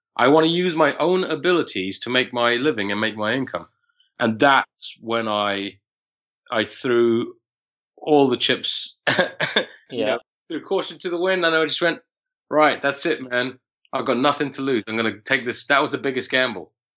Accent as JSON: {"language": "English", "region": "London", "country": "United Kingdom", "tie": "born or raised there"}